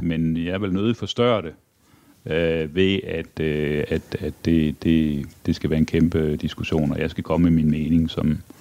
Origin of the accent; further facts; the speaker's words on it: Aarhus, Central Denmark Region, Denmark; Jeg er vokset op i Aarhus. Ja. Eller Brabrand